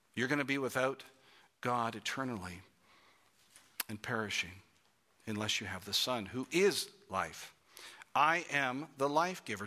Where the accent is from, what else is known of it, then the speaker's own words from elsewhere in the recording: Toronto, Ontario, Canada; I grew up in Toronto, Canada